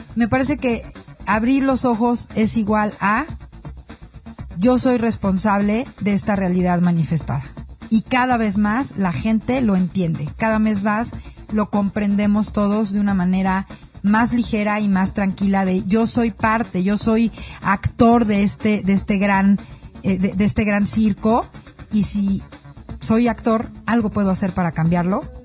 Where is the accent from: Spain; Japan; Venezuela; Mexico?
Mexico; soy mexicana